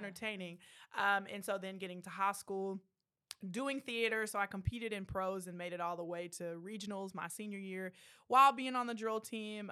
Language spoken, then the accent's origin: English; Killeen, Texas, United States; I grew up, um, in Killeen, Texas, so Central Texas, right up the road.